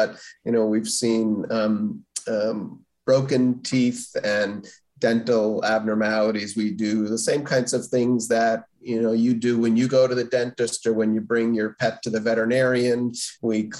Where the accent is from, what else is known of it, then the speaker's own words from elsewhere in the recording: Stamford, Connecticut, United States; I grew up in Stamford, Connecticut.